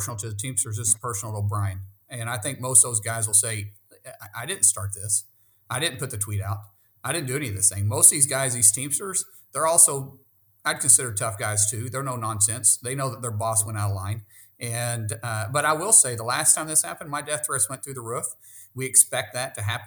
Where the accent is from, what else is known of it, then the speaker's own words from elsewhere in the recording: Oklahoma, United States; I'm a guy from Oklahoma first.